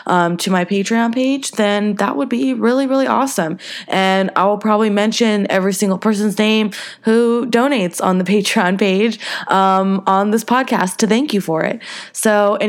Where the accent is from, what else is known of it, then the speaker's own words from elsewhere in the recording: the South, United States; now in Los Angeles, United States; I'm from the South